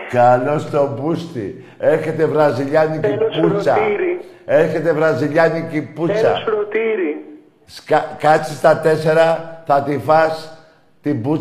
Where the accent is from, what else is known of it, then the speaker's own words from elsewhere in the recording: Zefyri, Attica, Greece; Ναι, είμαι από Ζεφύρι ΑΕΚ.